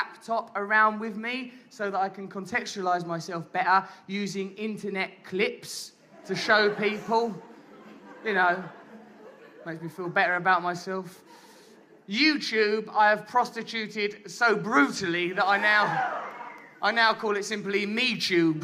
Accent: England, United Kingdom; we English

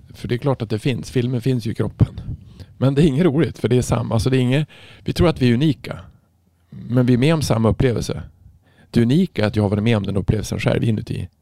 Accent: Norrland, Sweden; jag är från Norrland, det är mycket snö

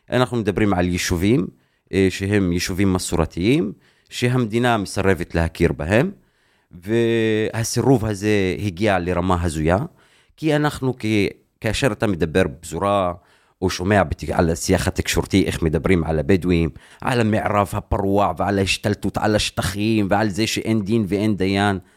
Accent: Deir Hanna, Northern District, Israel; Hebrew is a second language; now in Haifa, Israel; אני נולדתי בבית לא חוקי, כמו כל השכונה שלי. תרחיב. כאילו בית שהוא בלי, בלי היתר בנייה. איפה? בדיר חנה, בכפר שנקרא דיר חנה

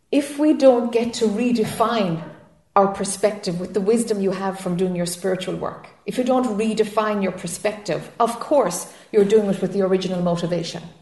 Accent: Ireland; now in United States; I'm Irish and I'm living in friggin' Florida.

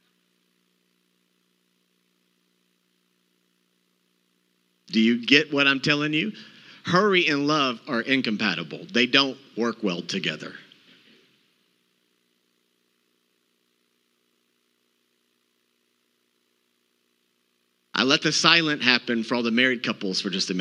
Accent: Texas, United States; I'm from Texas.

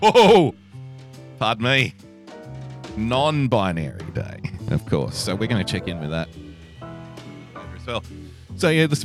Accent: Australia; as an Australian

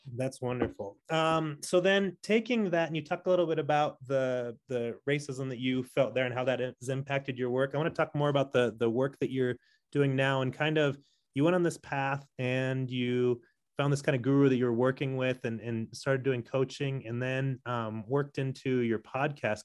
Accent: San Diego, California, United States; moved away as an adult; also born or lived in Commerce City, Colorado; now in Denver, United States; I grew up in San Diego

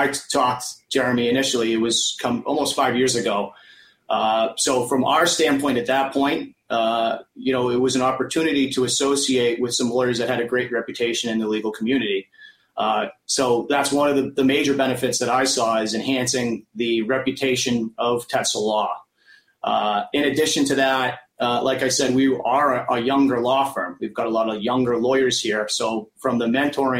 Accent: Millbury, Massachusetts, United States; also born or lived in Boston, Massachusetts; I grew up in Millbury, a small little town outside of Worcester

